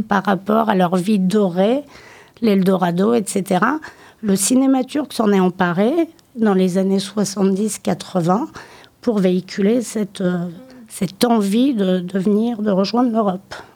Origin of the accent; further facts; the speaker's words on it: Limoges, Nouvelle-Aquitaine, France; J'ai grandi à Limoges